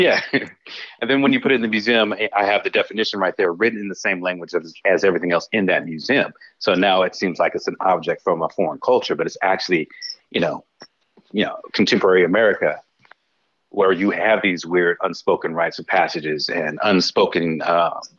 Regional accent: Los Angeles, California, United States; moved away as an adult; also born or lived in Japan; growing up in Los Angeles

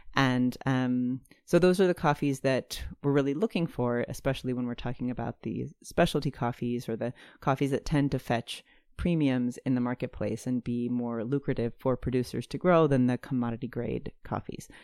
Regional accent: Durham, North Carolina, United States; I moved back to where we grew up in Durham

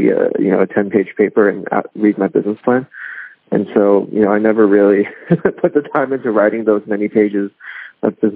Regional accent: Hong Kong; moved away; my neighbor in Hong Kong when I was growing up in Hong Kong

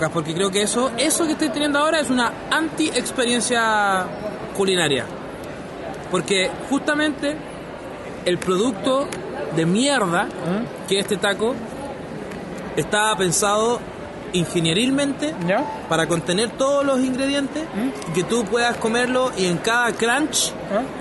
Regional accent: Santiago, Santiago Metropolitan Region, Chile; Soy un santiaguino más.

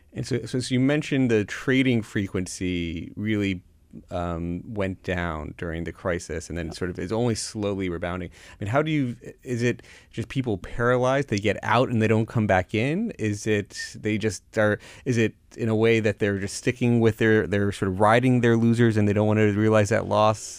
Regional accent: Florida, United States; I grew up down in Florida

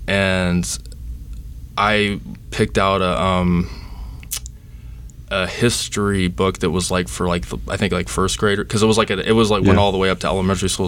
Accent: Dallas, Texas, United States; now in Charleston, United States; I'm originally from Dallas, Texas

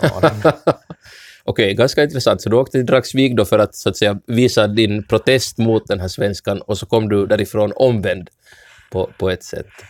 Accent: Ostrobothnia, Finland; first language Swedish; Som enspråkigt svensk österbottning som har lärt mig finska ganska sent i livet

